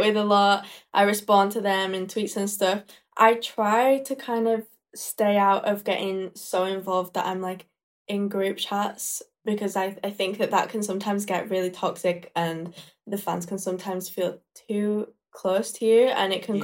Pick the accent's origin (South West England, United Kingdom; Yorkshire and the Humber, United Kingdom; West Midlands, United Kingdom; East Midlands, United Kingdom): Yorkshire and the Humber, United Kingdom; Leeds; British, born and raised in Leeds, Yorkshire